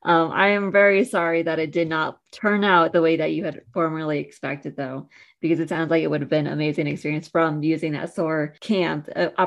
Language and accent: English; California, United States; growing up in California as well